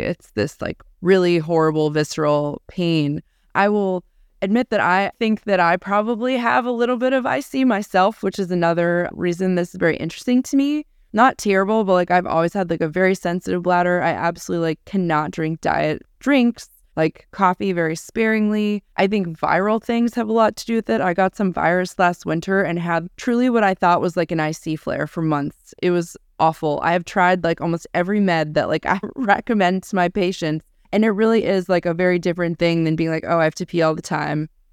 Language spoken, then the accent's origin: English; Pittsburgh, Pennsylvania, United States; I was born in Pittsburgh, Pennsylvania